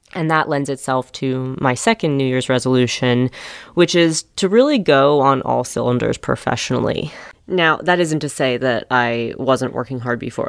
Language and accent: English; New York City, New York, United States; born or raised there